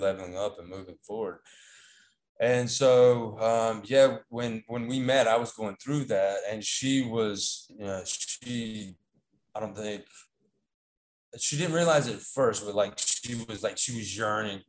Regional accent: North Carolina, United States; accent: Southern; moved away as an adult; now in Taiwan; I was born in America. I'm from North Carolina. I don't know if you can pick up on my Southern accent. I was born there.

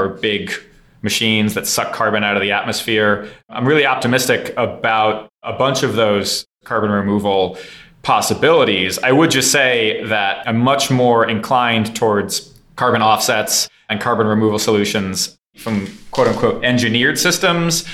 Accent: San Francisco, California, United States; also born or lived in Midwest; I was raised first in the Midwest and then in San Francisco, California

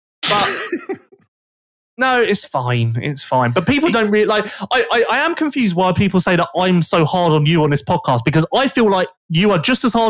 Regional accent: West Sussex, South East England, United Kingdom; I'm from West Sussex.

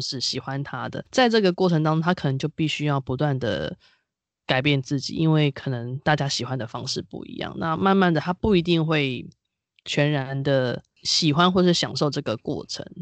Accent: Taiwan; 身为台湾人是岛屿的子民

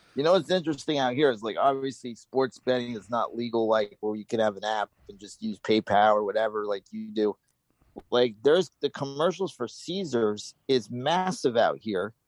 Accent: New York, United States; moved away; I grew up in New York

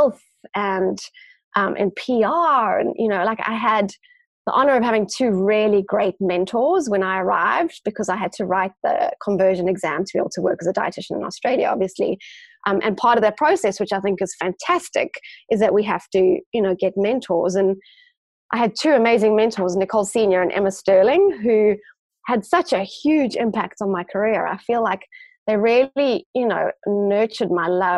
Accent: Johannesburg, Gauteng, South Africa; also born or lived in Cape Town; I grew up in Johannesburg and did end up doing my Bachelor of Science in Johannesburg

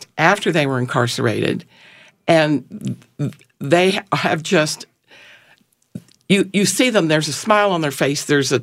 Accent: North Carolina, United States; accent: North Carolina; also born or lived in Pittsburgh, Pennsylvania; now in Riverview, United States; I was born in Pittsburgh, Pennsylvania, but raised in North Carolina

